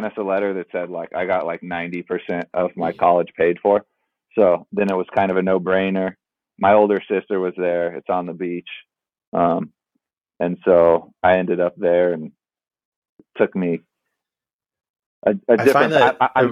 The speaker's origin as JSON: {"language": "English", "town": "San Diego", "region": "California", "country": "United States", "tie": "born or raised there", "said": "I grew up in San Diego"}